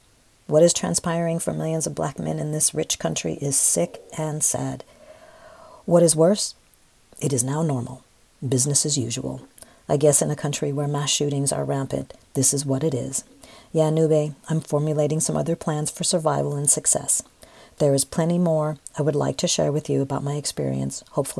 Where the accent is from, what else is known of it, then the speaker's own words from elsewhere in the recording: San Francisco, California, United States; I love San Francisco. It is too damn expensive. I grew up in Sunnydale Projects at the time.